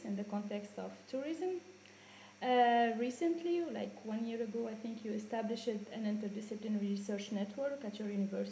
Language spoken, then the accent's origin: English; Tunisia; moved away; I am from Tunisia